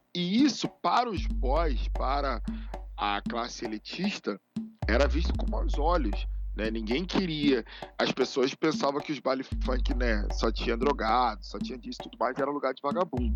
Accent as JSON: {"language": "Portuguese", "region": "Rio de Janeiro", "country": "Brazil", "tie": "born or raised there", "said": "Eu que sou de Bangu, tinha o Cassino Bangu e o Bangu Atlético"}